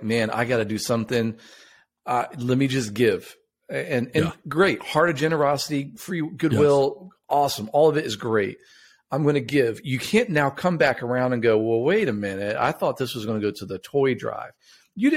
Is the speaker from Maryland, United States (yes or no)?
yes; just outside of Baltimore, Maryland, United States; we grew up just outside of Baltimore